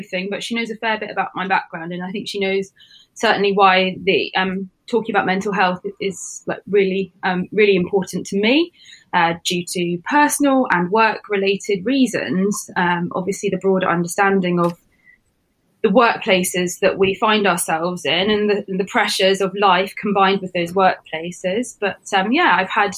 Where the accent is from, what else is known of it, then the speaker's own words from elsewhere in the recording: Sidmouth, South West England, United Kingdom; I grew up in Sidmouth in Devon.